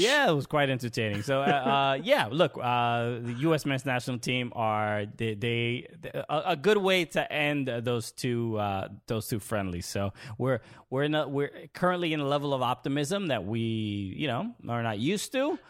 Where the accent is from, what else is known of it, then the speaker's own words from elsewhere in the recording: New York City, New York, United States; I grew up in Brooklyn, New York